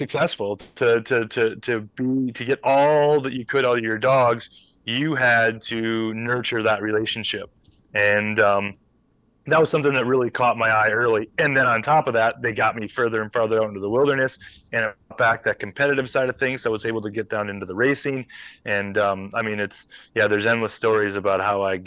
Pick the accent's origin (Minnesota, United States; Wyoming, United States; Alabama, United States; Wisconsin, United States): Minnesota, United States; moved away as an adult; now in Alaska, United States; as a kid growing up in Minnesota.